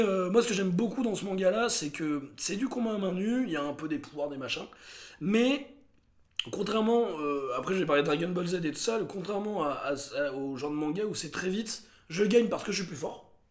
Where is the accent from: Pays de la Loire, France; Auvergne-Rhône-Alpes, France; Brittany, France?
Auvergne-Rhône-Alpes, France; Montélimar; ma ville natale de Montélimar